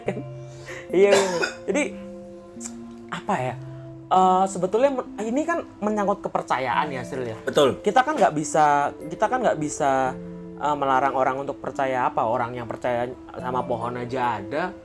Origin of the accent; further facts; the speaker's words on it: Java, Indonesia; kita kan sebagai orang-orang Jawa